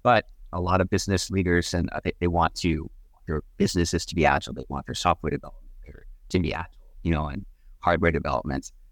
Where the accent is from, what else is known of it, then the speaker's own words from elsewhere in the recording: Wellesley, Massachusetts, United States; Wellesley is actually my hometown